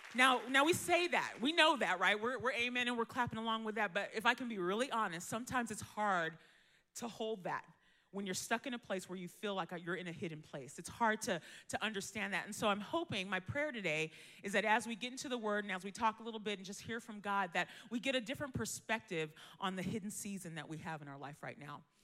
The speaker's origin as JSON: {"language": "English", "area": "Bay Area", "region": "California", "country": "United States", "tie": "born or raised there", "said": "I was born here in California, Bay Area, born and raised"}